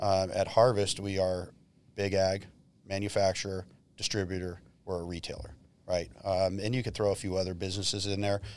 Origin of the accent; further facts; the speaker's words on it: Modesto, California, United States; moved away; I grew up in Modesto